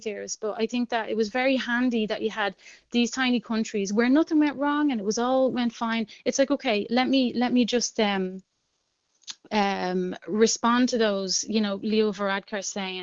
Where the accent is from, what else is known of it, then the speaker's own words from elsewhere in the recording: Dublin, Leinster, Ireland; moved away as an adult; now in Brussels, Belgium; I grew up very poor in Jobstown in the 80s